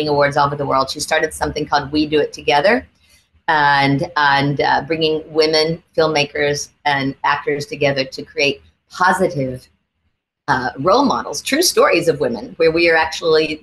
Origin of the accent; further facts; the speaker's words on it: the South, United States; I grew up in the South, so I have a huge faith in God